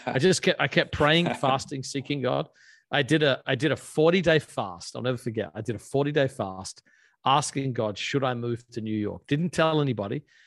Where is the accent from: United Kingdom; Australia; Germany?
Australia; moved away as an adult; I grew up in Australia. Um, I lived there until I was 20